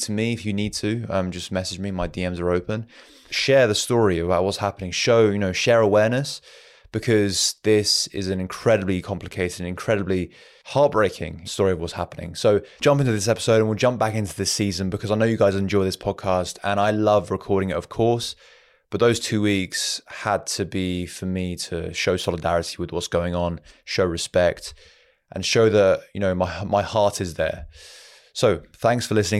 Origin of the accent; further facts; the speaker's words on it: Iran; moved away; I'm originally from Iran